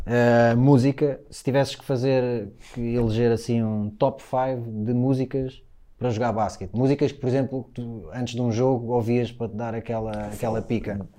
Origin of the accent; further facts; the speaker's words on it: Linda Velha, Lisbon, Portugal; Havia um playground uh, eh, em Carnaxide, que era onde eu jogava mais quando era miúdo, eu morava em Linda Velha